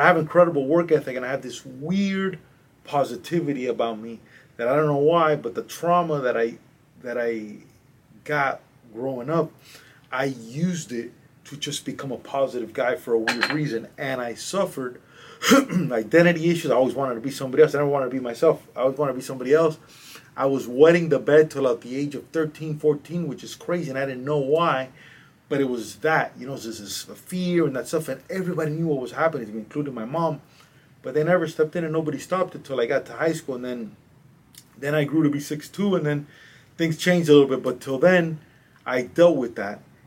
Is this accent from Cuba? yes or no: yes; Cuba; moved away; also born or lived in Madrid, Spain / Miami, United States; I'm from a little island called Cuba, which is 90 miles south from here. I was born in Cuba